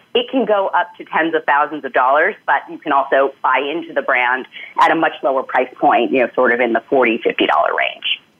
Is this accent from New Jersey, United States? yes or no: no; New York, United States; as a New Yorker